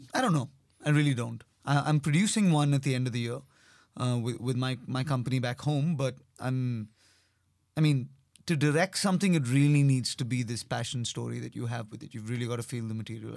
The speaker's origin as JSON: {"language": "English", "country": "India", "accent": "Indian", "said": "being Indian or being having an Indian accent"}